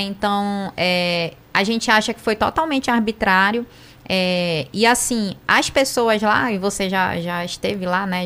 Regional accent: Amazonas, Brazil; sou amazonense

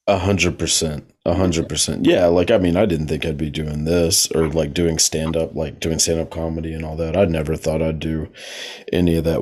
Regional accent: Texas, United States; I know we're both from Texas, so shout out to the Lone Star State.

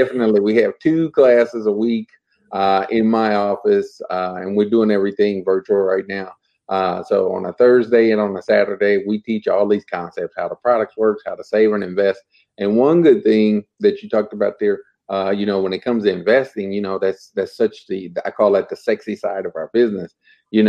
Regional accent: Muncie, Indiana, United States; I'm from Muncie, Indiana

